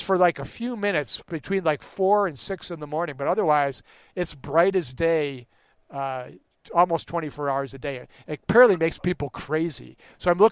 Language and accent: English; United States; just being an American, you're so much wealthier